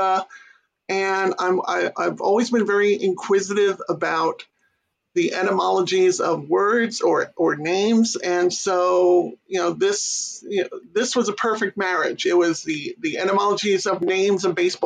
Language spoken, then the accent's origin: English; New York City, New York, United States; Born and raised in New York City, Queens specifically